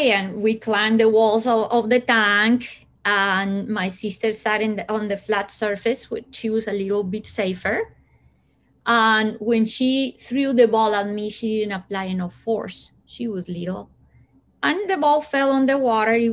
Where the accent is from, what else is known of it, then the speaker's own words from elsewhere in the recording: Colombia; born there; English is a second language; people think that because I was born in Colombia, I come from hot weather.